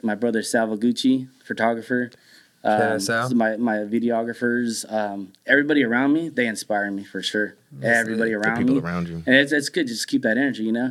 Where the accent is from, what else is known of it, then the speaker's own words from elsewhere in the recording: San Jose, California, United States; I'm originally from San Jose.